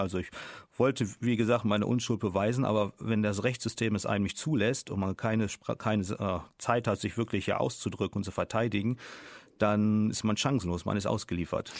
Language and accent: German; Germany; moved away as an adult; also born or lived in China; als Deutscher